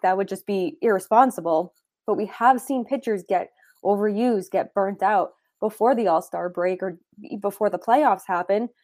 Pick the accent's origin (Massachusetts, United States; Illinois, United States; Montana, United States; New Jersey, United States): Massachusetts, United States; Boston; I grew up in the Boston area, lifelong Red Sox fan